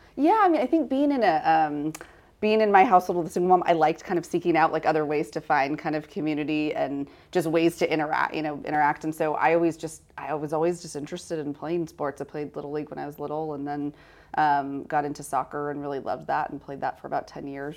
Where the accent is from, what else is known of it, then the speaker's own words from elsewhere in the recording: Sacramento, California, United States; I grew up in Sacramento